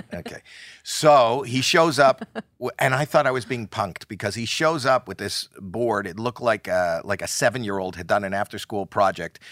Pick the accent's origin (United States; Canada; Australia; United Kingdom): Canada; Toronto, Ontario; moved away